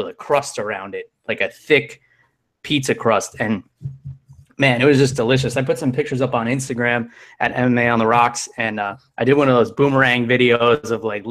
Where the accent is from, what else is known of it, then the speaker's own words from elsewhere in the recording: New York, United States; I'm from New York